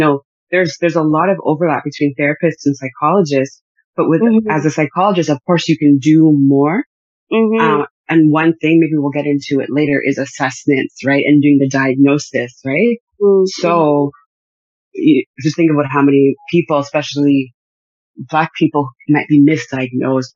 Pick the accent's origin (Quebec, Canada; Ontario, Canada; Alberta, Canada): Ontario, Canada; Newmarket; moved away as an adult; also born or lived in Montreal / Greater Vancouver; now in Vancouver, Canada; born and raised in Canada, in Ontario, in Newmarket.